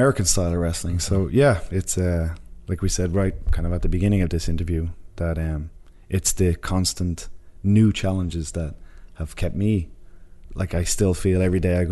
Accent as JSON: {"language": "English", "country": "Ireland", "said": "me and Connor are both Irish, and we've night and day different personalities"}